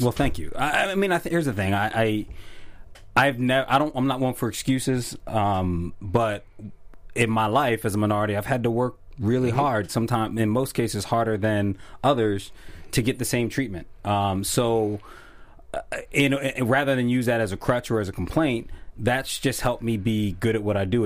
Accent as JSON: {"language": "English", "town": "Philadelphia", "region": "Pennsylvania", "country": "United States", "tie": "born or raised there", "also_born_or_lived": "South Jersey", "said": "my hometown is Philly and South Jersey"}